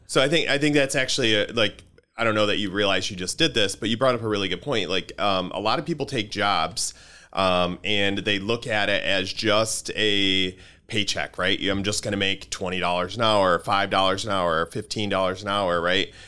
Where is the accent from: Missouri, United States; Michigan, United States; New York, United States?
Michigan, United States; Grand Rapids; I grew up in Grand Rapids in um, in the '80s